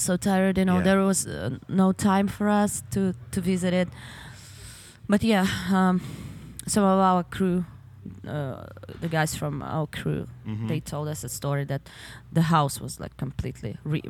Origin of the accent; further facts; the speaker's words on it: Donetsk Oblast, Ukraine; English is a second language; now in Kyiv, Ukraine; I need to go to my hometown. Okay. Because right now we live in Kiev, mm-hmm. and our parents, they're in the Donetsk region.